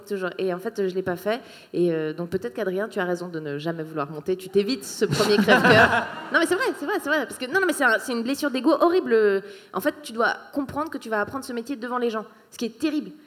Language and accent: French; Switzerland; moved away as an adult; also born or lived in Paris, France / Australia; je suis suisse à la base